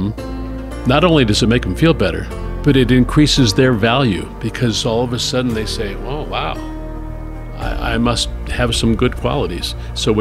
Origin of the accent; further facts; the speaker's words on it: Phoenix, Arizona, United States; I was born in Phoenix. I went to school at the University of Arizona